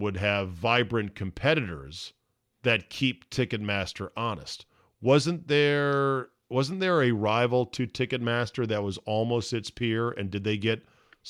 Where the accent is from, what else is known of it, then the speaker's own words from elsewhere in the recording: McLean, Virginia, United States; just miles from the mean streets where I grew up in McLean, Virginia.